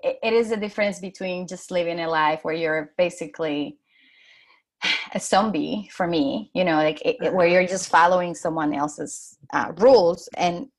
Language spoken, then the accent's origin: English; Dominican Republic; English is a second language; moved away as an adult; now in New York, United States; I come from the Dominican Republic